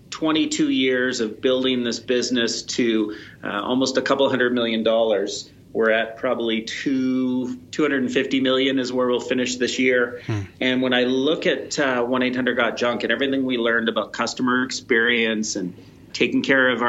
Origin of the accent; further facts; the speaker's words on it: San Francisco, California, United States; born there; I was born in San Francisco. They had an army surplus store in San Francisco